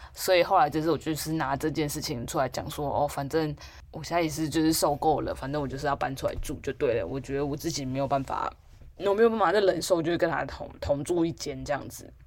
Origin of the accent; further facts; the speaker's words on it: Taipei, Taiwan; 我就是一直都住在台北的田龙人，对，就是住在这样台北且住在家